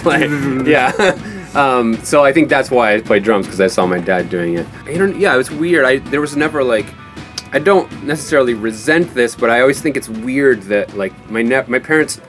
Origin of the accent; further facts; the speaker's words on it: Kankakee, Illinois, United States; I grew up in like an hour south of Chicago, a town called Kankakee